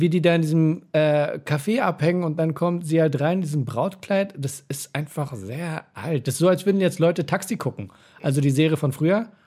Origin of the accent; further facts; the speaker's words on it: Berlin, Germany; bei uns in Neukölln